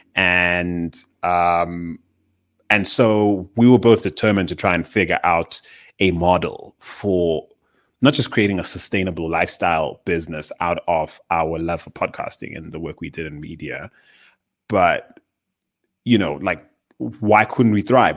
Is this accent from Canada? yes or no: no; Zimbabwe; now in Johannesburg, South Africa; I was born in Zimbabwe in the southern, uh, part of Africa.